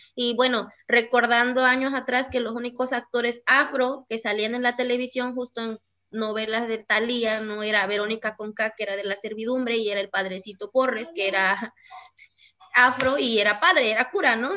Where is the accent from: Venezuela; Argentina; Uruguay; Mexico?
Mexico; Cuajinicuilapa, Guerrero; yo vivo en Cuajinicuilapa, yo crecí aquí en Cuajinicuilapa y asumo las costumbres y tradiciones de Cuaji